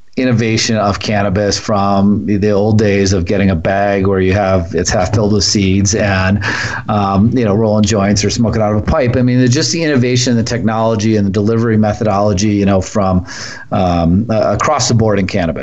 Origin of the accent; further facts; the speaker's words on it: Milwaukee, Wisconsin, United States; I grew up in Milwaukee